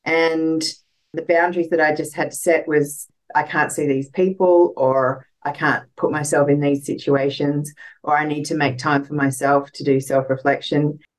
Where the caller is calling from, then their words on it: Canberra, Australian Capital Territory, Australia; I'm 49. I'm coming from Canberra, Australia.